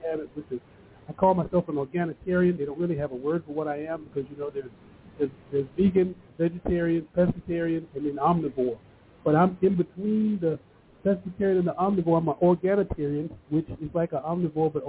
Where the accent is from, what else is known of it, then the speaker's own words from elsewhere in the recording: United States; being an African-American and growing up with all these different names, black, you know, Negro, now it's BIPOC